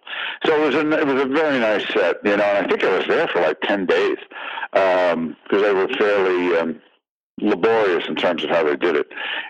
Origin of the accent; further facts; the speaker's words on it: New York City, New York, United States; I'm originally from New York, New York. I grew up in Greenwich Village.